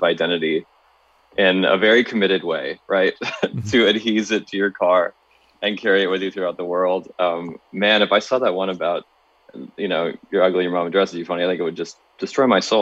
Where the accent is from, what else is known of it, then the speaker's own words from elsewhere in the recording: Charlottesville, Virginia, United States; moved away; also born or lived in Los Angeles; my hometown is Charlottesville, Virginia